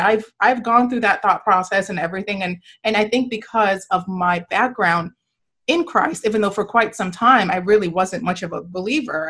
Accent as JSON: {"language": "English", "country": "Nigeria", "tie": "born or raised there", "moved": "yes", "lives_now": "United States", "said": "I was born, I was born and raised in Nigeria, and I, and then I came here"}